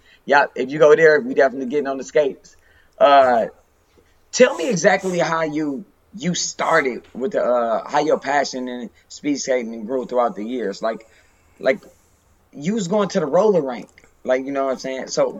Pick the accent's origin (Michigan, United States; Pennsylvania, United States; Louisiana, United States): Michigan, United States; Detroit; Growing up there, man, if you're from Detroit, you never leave Detroit.